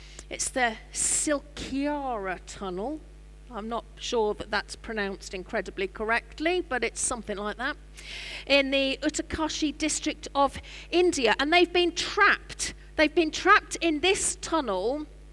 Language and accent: English; Norwich, East of England, United Kingdom; I'm from Norwich.